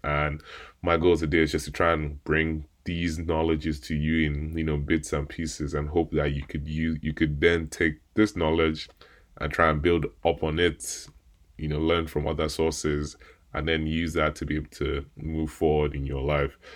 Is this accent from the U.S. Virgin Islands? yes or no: no; Nigeria; me being Nigerian